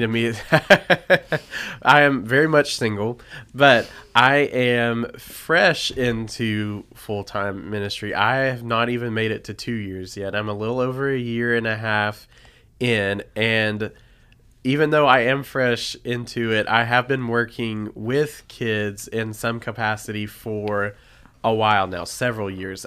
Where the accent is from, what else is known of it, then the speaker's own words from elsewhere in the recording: Nashville, Tennessee, United States; moved away as an adult; I am from Nashville, Tennessee originally, lived there for twenty-two years of my life